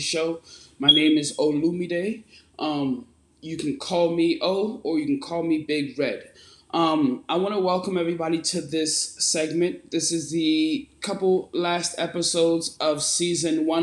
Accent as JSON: {"language": "English", "country": "United States", "tie": "born or raised there", "also_born_or_lived": "Nigeria", "said": "growing up in America"}